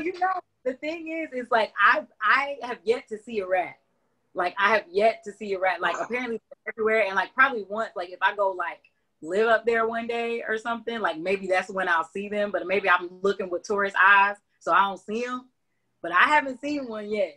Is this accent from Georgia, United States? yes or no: yes; Augusta, Georgia, United States; also born or lived in Atlanta, Georgia; I was born in Atlanta. We moved here when I was three, so I'm from Augusta